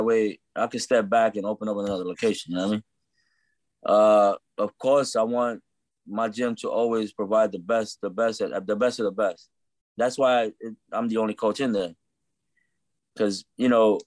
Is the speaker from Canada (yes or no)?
no; New York City, New York, United States; I was born and raised in Brooklyn